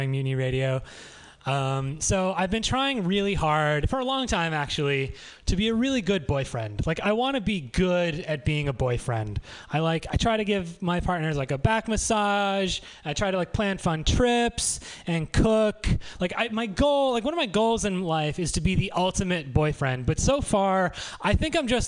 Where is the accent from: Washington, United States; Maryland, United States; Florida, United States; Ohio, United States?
Ohio, United States; Brecksville; moved away as an adult; also born or lived in Cleveland, Ohio; now in San Francisco, United States; I also recently spent some time in Ohio, which is my home state, Cleveland specifically